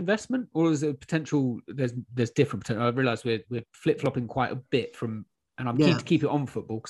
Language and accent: English; Mid Devon, South West England, United Kingdom; I mean, 35 now, so a 22-year axe to grind. I grew up in Mid-Devon.